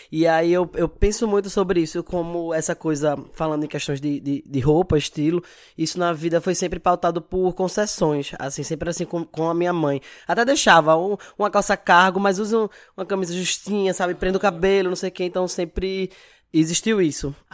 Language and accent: Portuguese; Recife, Pernambuco, Brazil; eu moro aqui em Recife, sou aqui de Recife. Tenho 30 anos